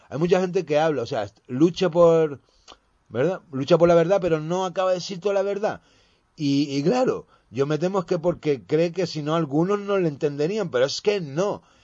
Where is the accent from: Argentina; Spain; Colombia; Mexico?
Spain; españoles y españolas, que somos